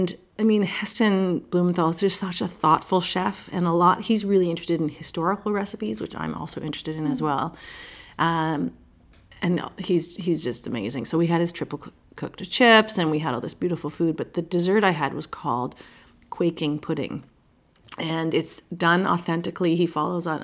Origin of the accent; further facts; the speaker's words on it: Montreal, Quebec, Canada; I grew up in Montreal in the suburbs